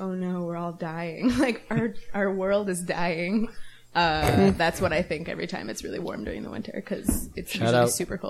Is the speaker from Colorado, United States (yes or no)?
no; Chicago Ridge, Illinois, United States; now in Chicago, United States; I'm from the south suburbs of Chicago, so southwest suburbs. Local. Chicago Ridge is the name of the suburb that I grew up in. It's right around Oak Lawn and Palos Heights